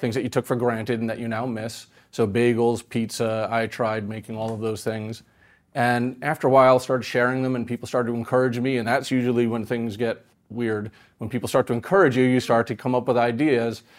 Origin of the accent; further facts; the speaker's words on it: New York, United States; growing up in New York